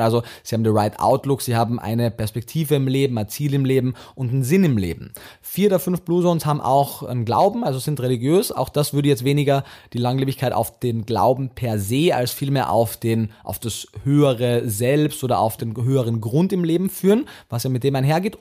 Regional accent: Austria; also born or lived in Vienna; bin ja Österreicher

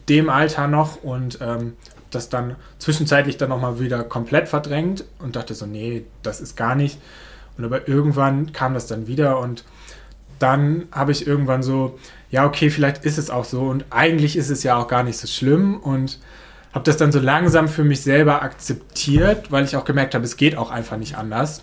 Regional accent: Neuland, Germany; Das ist meine Heimat. Hier bin ich groß geworden.

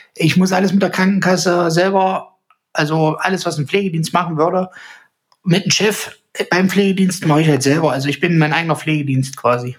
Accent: the East, eastern Germany, Germany; hier so äh, bei uns im Osten

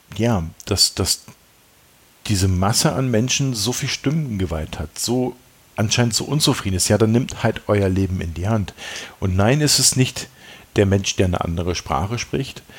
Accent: East Germany, Germany; ich bin selber Ossi

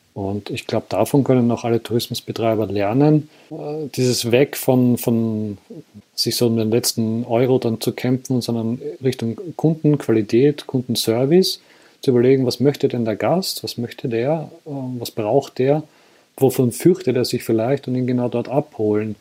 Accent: Austria; bei uns in Österreich

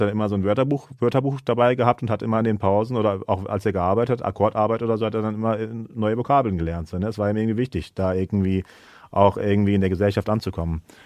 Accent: Germany; also born or lived in Istanbul; now in Kassel, Germany; ich bin halt aus Deutschland

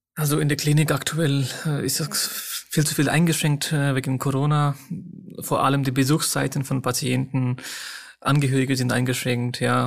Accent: Nepal; German is a second language; moved away as an adult; now in Germany; Meine Eltern sind noch in Nepal. Die beide sind äh, in Nepal, in meiner Heimatstadt

